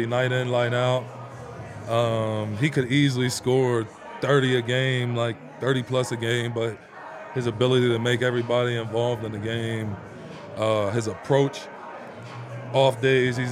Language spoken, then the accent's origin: English; New Jersey, United States; moved away as an adult; also born or lived in Miami; now in Denver, United States; I'm from New Jersey